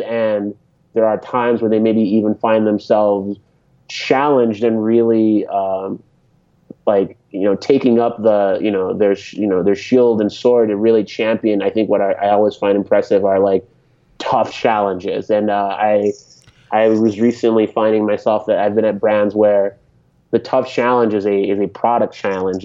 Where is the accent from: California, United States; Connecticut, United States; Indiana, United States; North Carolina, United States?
Connecticut, United States; also born or lived in San Francisco Bay Area; now in Boston, United States; I grew up in New England, so I spent time growing up in Connecticut